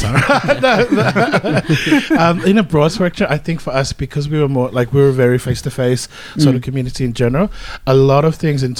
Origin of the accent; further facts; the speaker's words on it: Melbourne, Victoria, Australia; I mean, we're from Melbourne, so I mean, come on, we're like professional at this right now.